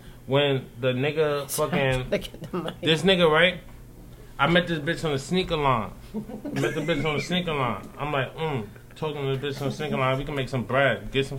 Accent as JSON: {"language": "English", "town": "New York City", "region": "New York", "country": "United States", "said": "I'm from Harlem, you feel me? But, like, I be all over the East Coast, huh?"}